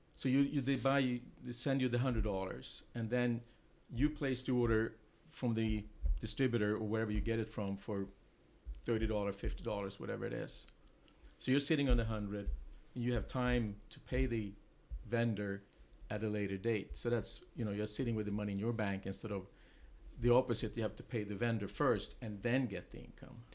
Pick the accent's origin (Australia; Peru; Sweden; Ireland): Sweden; English is a second language; moved away as an adult; also born or lived in England; now in United States; I'm originally from Sweden. Um, I came to the U.S. Um, 21 years ago